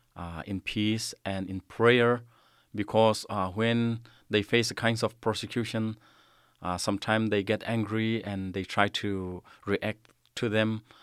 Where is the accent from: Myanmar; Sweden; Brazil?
Myanmar; also born or lived in Kalemyo, Myanmar; in my hometown, the place I am living now